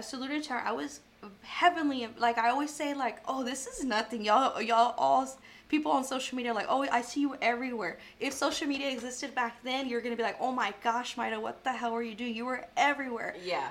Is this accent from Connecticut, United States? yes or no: no; Tivoli, Texas, United States; moved away as an adult; now in Corpus Christi, United States; I grew up in Tivoli.